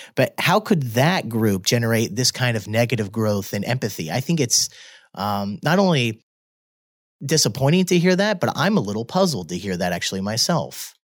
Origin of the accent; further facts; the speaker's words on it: Midwest, United States; moved away; I'm from the Midwest